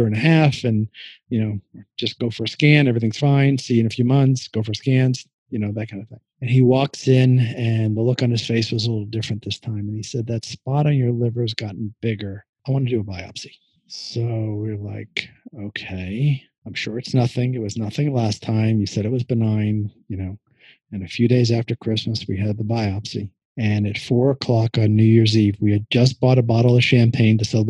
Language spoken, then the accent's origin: English; New York, United States; moved away; I'm originally from New York